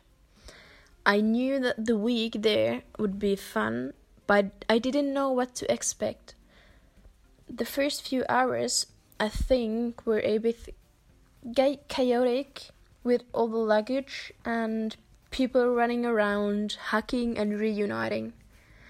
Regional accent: Finland; also born or lived in Germany; I'm 19 years old, and I'm from Finland

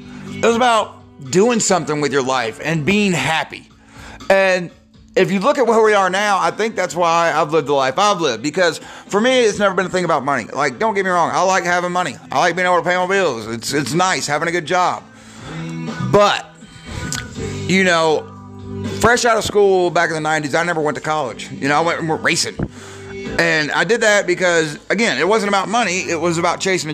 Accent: Georgia, United States; I'm from Georgia.

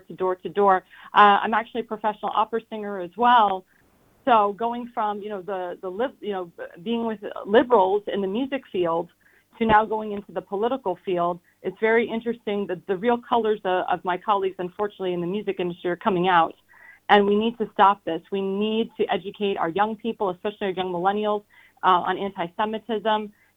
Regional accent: Sarasota, Florida, United States; I'm originally from Sarasota, Florida

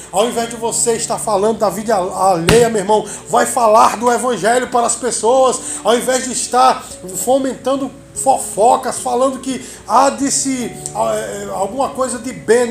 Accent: Brazil; nós que somos brasileiros

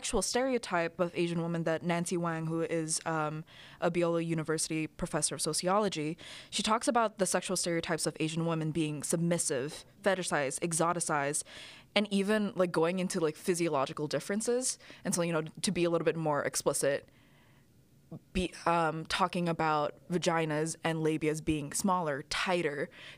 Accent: Indonesia; I grew up in Indonesia.

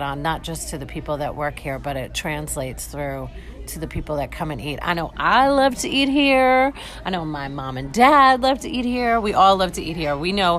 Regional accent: New York, United States; now in St. Petersburg, Florida, United States; I'm from New York

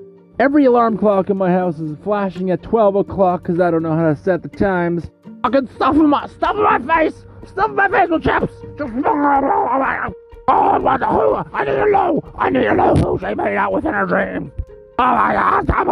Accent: Abbotsford, British Columbia, Canada; Recording live from my hometown on Abbotsford, BC, in British Columbia, Canada, which is where I was born and raised. I've lived here my entire life.

